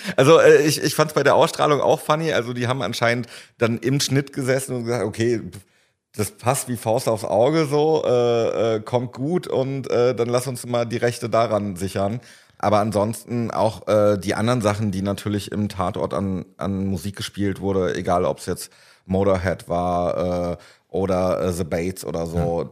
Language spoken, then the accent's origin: German; Paderborn, North Rhine-Westphalia, Germany; moved away; in meiner Heimat damals in Paderborn, habe ich äh, damals Konzerte und Festivals veranstaltet